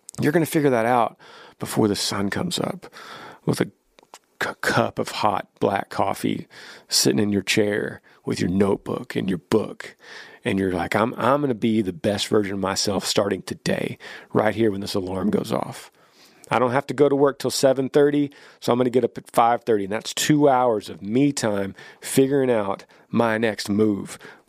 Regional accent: Ohio, United States; moved away as an adult; now in South Carolina, United States; We're originally from Ohio. Funny that I misspoke Ohio earlier. And all of our family lives in Ohio still. We moved to South Carolina for a job opportunity for my husband almost 5 years ago now.

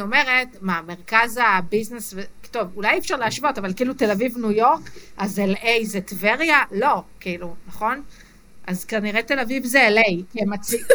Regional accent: Israel; גדלתי במושב

